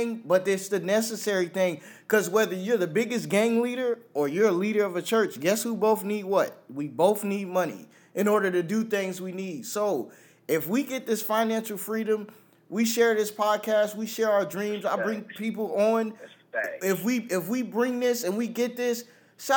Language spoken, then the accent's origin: English; New York, United States; I'm a New Yorker